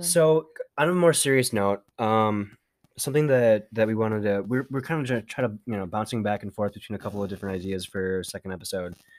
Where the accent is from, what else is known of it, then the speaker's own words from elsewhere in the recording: Minnesota, United States; accent: Minnesotan; we are from Minnesota